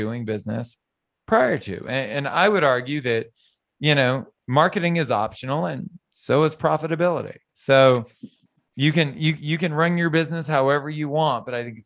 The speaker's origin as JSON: {"language": "English", "region": "Southern Louisiana", "country": "United States", "tie": "born or raised there", "said": "I was born and raised in Southern Louisiana."}